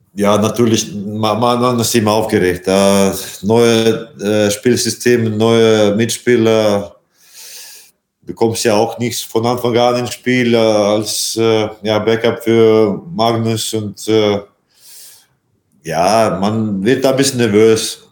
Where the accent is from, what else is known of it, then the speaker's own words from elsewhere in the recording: Latvia; German is a second language; moved away; also born or lived in Iceland; mein Heimat, mein so Vaterland, wie man sagt, und äh, das ist natürlich Lettland